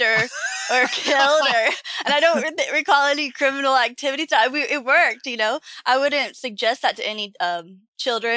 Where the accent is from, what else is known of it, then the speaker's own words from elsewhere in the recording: Leitchfield, Kentucky, United States; I was just born in a small town called Litchfield, Kentucky